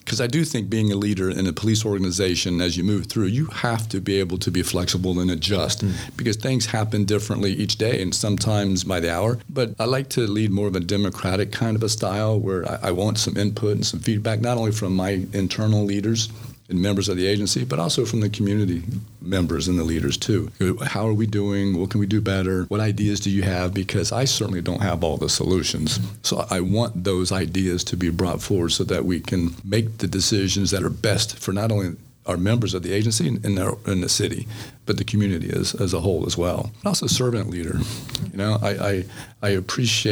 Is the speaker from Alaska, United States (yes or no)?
no; Central Florida, United States; I grew up here in the Central Florida area